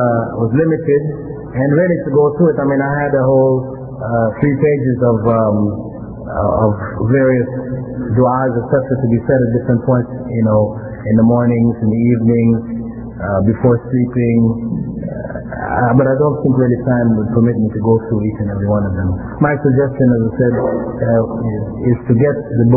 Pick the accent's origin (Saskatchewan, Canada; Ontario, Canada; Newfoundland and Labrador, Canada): Ontario, Canada; Toronto; I grew up here in Toronto, I went to Jarvis in town, and I went to Northview Heights in Willowdale